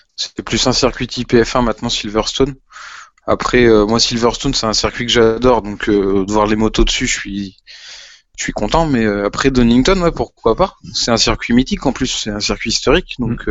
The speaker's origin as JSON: {"language": "French", "country": "France", "said": "on est français, qu'on aime notre pays"}